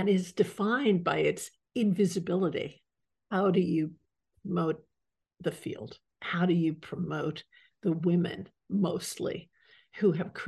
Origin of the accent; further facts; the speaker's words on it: New York City, New York, United States; I grew up in Manhattan